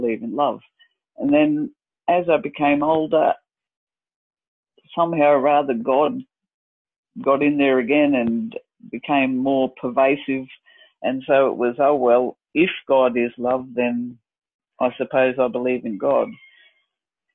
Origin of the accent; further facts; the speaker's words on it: Dalby, Queensland, Australia; moved away; we moved to my hometown of Dalby